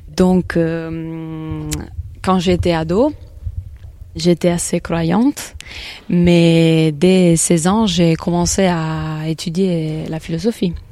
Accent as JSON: {"language": "French", "area": "a village near Naples", "region": "Campania", "country": "Italy", "second_language": "French", "moved": "yes", "said": "je suis italienne. Je viens d'un village près de Naples."}